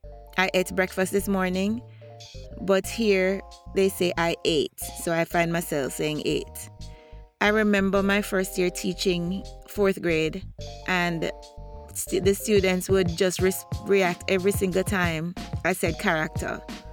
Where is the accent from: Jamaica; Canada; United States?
Jamaica; As children growing up in Jamaica, we would communicate in what we call gypsy.